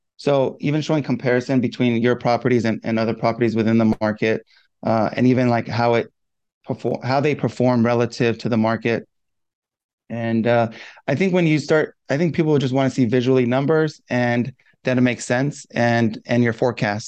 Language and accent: English; Southern California, United States; I'm from Southern California